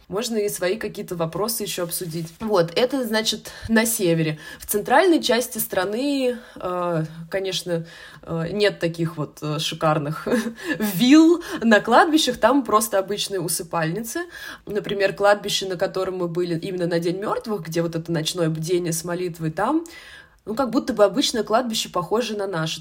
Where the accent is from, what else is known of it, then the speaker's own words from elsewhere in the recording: Russia; мы вот туристы из России